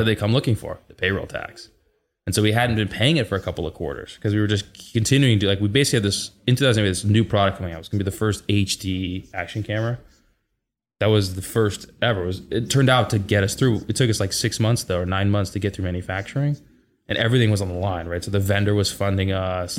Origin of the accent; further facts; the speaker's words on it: Seattle, Washington, United States; born and raised in Seattle.